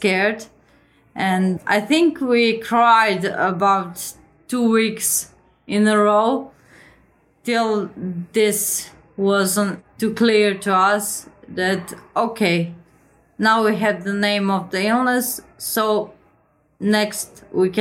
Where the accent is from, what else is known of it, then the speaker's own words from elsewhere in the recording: Croatia; I'm 33 years old and I come from Croatia